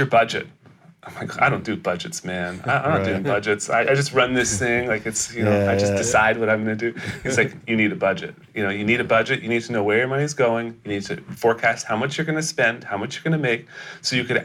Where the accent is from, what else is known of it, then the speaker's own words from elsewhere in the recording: British Columbia, Canada; I'm born in Canada. Born in Canada.